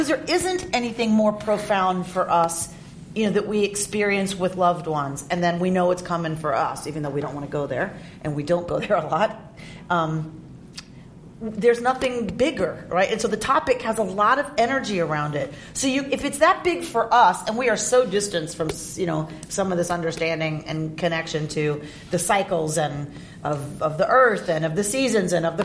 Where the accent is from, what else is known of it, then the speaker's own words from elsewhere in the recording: Atlanta, Georgia, United States; now in Los Angeles, United States; Where I grew up in Atlanta, all the stuff that used to be wooded and green are now strip malls and asphalt.